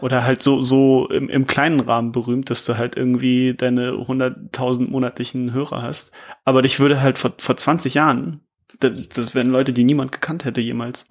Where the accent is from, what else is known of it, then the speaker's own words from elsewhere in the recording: Lower Saxony, Germany; ich komme auch aus Niedersachsen